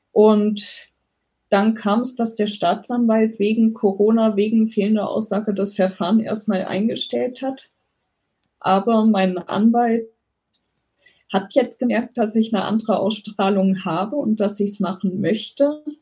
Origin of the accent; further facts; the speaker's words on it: near Koblenz, Rhineland-Palatinate, Germany; moved away; also born or lived in Bavaria; aufgewachsen bin ich ähm, in Rheinland-Pfalz in der Nähe von Koblenz